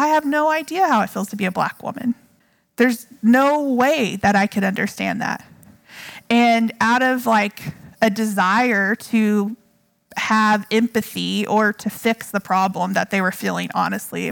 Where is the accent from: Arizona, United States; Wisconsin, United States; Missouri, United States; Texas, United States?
Texas, United States; also born or lived in Hawaii; I am a girl from Texas, okay, a white girl